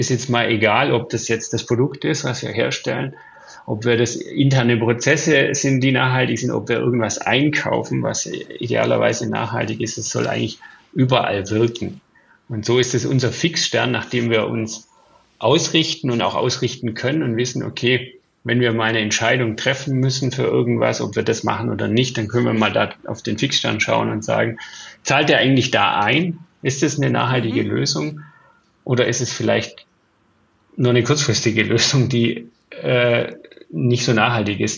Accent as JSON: {"language": "German", "region": "Bavaria", "country": "Germany", "tie": "born or raised there", "said": "Ich bin im Allgäu aufgewachsen. Das Wetter hat sich deutlich verändert. Wir haben keinen Schnee mehr."}